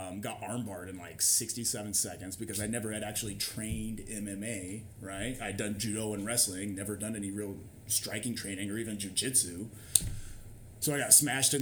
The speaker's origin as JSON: {"language": "English", "area": "near Nashville", "region": "Indiana", "country": "United States", "tie": "born or raised there", "said": "The town I grew up in has a population of like 400"}